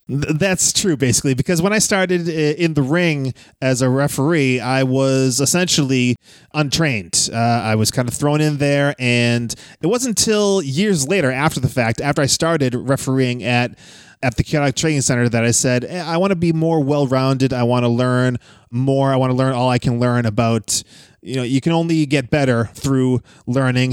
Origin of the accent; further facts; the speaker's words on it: Wakefield, Massachusetts, United States; it's in Wakefield now, my hometown